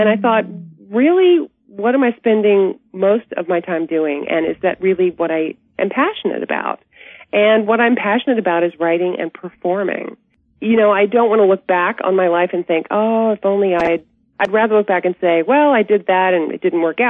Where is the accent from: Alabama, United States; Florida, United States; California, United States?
Alabama, United States; Birmingham; moved away as an adult; also born or lived in Atlanta, Georgia / New York City; I was born in Atlanta, Georgia, and raised in Birmingham, Alabama. But I went to New York City on a dance scholarship when I was 18.